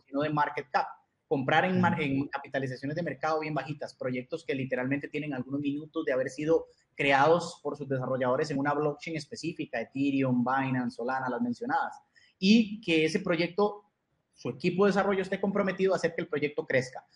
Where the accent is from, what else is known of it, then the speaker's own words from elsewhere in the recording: Costa Rica; soy de Costa Rica